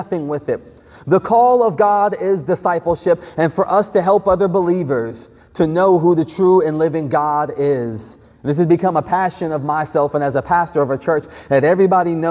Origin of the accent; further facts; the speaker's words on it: Greenville, South Carolina, United States; I grew up in Greenville, South Carolina